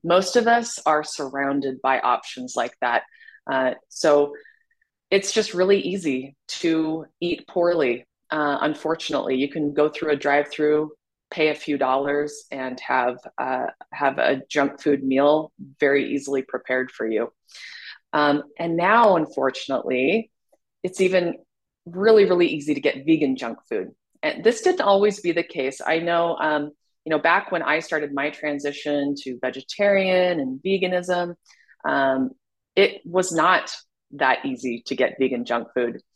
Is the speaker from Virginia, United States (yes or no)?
no; Salt Lake City, Utah, United States; I was born and raised in Salt Lake City, Utah